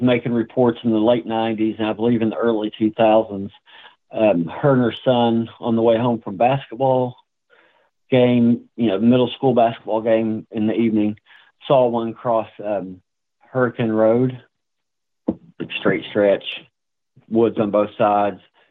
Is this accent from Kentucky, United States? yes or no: yes; east of Greenup County, Kentucky, United States; In Greenup County, which is due west of my hometown